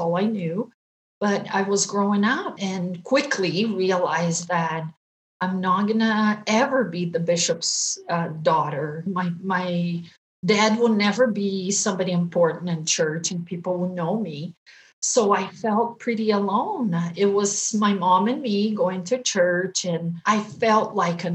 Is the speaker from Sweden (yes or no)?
no; Brazil; moved away as an adult; also born or lived in Japan; now in Utah, United States; I'm Brazilian. I grew up in Brazil